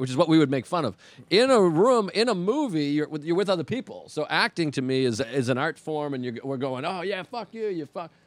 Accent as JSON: {"language": "English", "town": "Boston", "region": "Massachusetts", "country": "United States", "moved": "yes", "said": "I'm from Boston"}